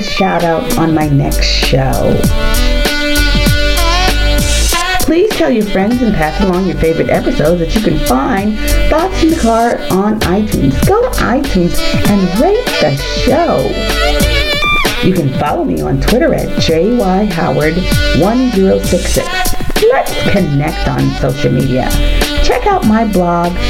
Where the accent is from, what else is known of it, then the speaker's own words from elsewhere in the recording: United States; I'm an American woman